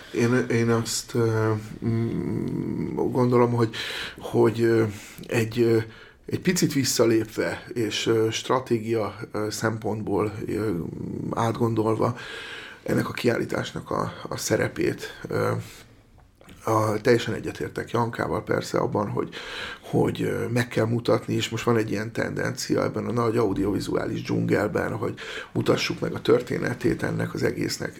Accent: Eger, Heves, Hungary; én egy egri srác vagyok

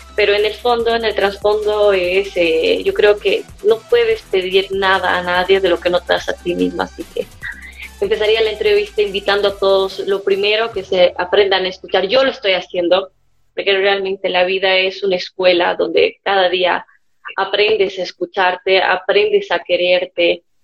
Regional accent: Cochabamba, Bolivia; nací en Cochabamba, tengo una hermana melliza

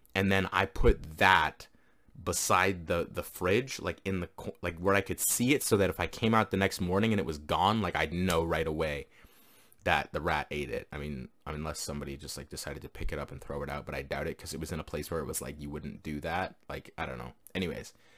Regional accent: Canada; I'm from Canada

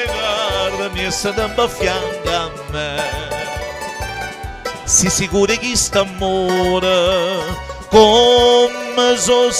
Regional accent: São Paulo, Brazil; eu nasci, fui criado na Moca

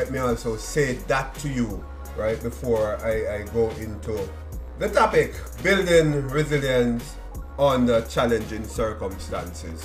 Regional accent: Kingston, Jamaica; moved away; growing up in Waterhouse, Seaview Gardens, right? Denham Town

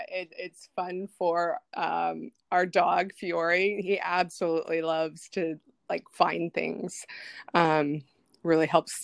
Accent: Pacific Northwest, United States; I'm from the Pacific Northwest area. So I've been here a long, long time. I graduated from University of Washington

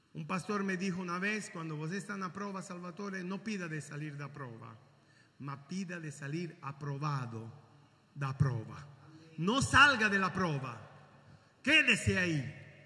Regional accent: Caracas, Capital District, Venezuela; now in Italy; nací en Venezuela, en Caracas.

